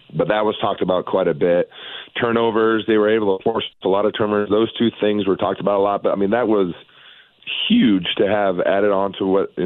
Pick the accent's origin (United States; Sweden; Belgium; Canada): United States; Tacoma, Washington; also born or lived in Spokane, Washington / Cheney, Washington / Idaho; I grew up in Tacoma, so just south of Seattle there